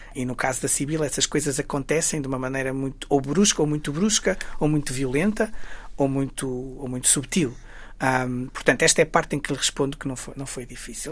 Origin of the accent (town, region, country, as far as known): Guimarães, Norte, Portugal; born or raised there